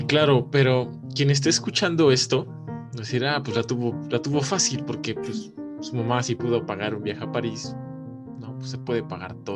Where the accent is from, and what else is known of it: Mexico; moved away